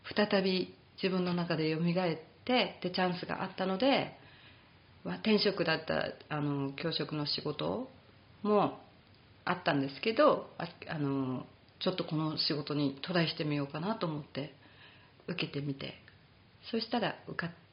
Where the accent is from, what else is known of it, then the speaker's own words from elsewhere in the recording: Japan; moved away; 日本人、はい、英語があの母国語ではない